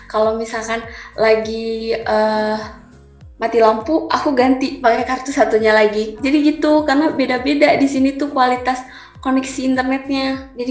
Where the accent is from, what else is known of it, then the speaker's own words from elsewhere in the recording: Sukabumi, West Java, Indonesia; menurut aku pribadi, karena aku kan dari Sukabumi, yang tentunya kalau misalkan nanti kuliahnya offline, otomatis aku kan di Ciputat ya ngekos